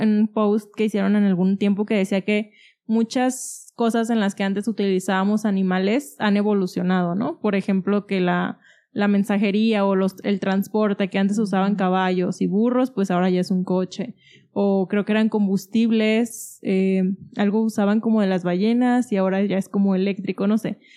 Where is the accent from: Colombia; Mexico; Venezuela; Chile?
Mexico; Guadalajara, Jalisco; yo que soy de Guadalajara